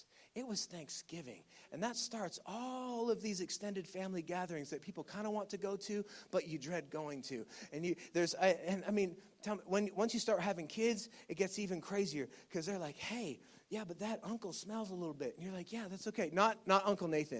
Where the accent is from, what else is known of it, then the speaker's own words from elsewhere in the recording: Ontario, Canada; moved away; I grew up in Ontario. And one of the struggles I have with returning to Ontario